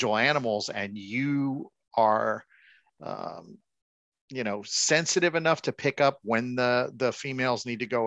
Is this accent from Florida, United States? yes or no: yes; Miami, Florida, United States; Growing up in Miami, I did the commercial mm-hmm. season every year